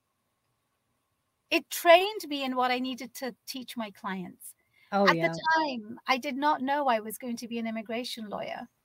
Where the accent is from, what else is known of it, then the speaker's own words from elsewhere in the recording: London, United Kingdom; moved away as an adult; now in Seattle, United States; I was born and raised in London.